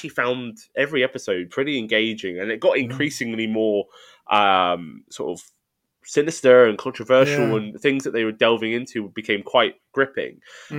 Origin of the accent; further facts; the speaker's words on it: United Kingdom; And I think as a British audience, I think we'll get more out of this than you would say out of Best Christmas Ever.